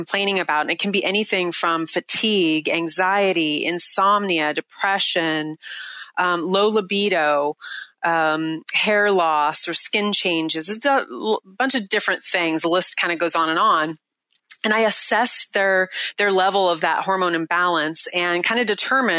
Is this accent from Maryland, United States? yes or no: no; Seattle, Washington, United States; right here in my hometown in Seattle